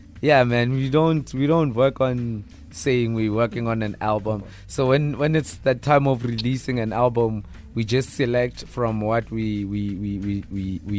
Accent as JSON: {"language": "English", "town": "Soshanguve", "region": "Gauteng", "country": "South Africa", "tie": "born or raised there", "moved": "as an adult", "lives_now": "Centurion, South Africa", "said": "I grew up in Soshanguve. I was born in Soshanguve. I grew up in Soshanguve"}